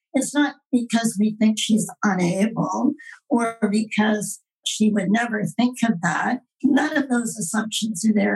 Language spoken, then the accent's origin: English; Quebec, Canada; I was brought up in Quebec in the era of Duplessis